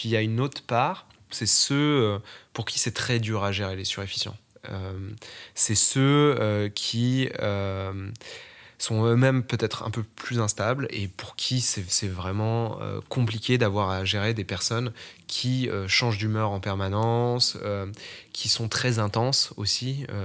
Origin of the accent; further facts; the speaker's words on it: France; also born or lived in Strasbourg / La Rochelle; J'ai grandi à la campagne au début, ensuite je suis allé euh, vivre à Strasbourg et, ensuite j'ai déménagé pour l'autre côté de la France où je suis allé vivre à La Rochelle.